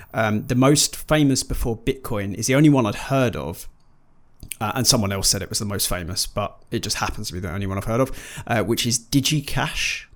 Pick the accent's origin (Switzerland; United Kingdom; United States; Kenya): United Kingdom; we are British